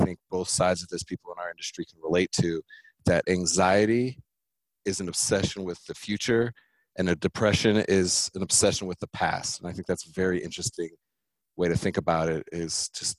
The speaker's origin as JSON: {"language": "English", "region": "California", "country": "United States", "said": "I'm from California"}